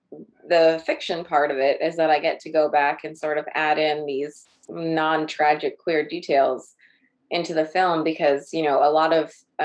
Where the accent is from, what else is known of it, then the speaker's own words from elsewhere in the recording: New York, United States; I grew up in New York and in a split like household